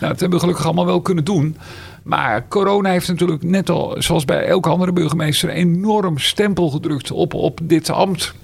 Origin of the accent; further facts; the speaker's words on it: Meerkerk, South Holland, Netherlands; also born or lived in Schoonrewoerd; Ik kom oorspronkelijk uit Meerkerk